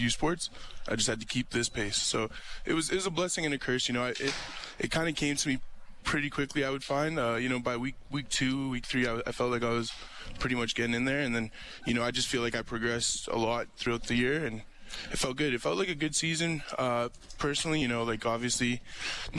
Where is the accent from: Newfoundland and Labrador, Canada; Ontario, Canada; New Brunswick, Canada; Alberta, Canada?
Alberta, Canada; Calgary; I grew up in Calgary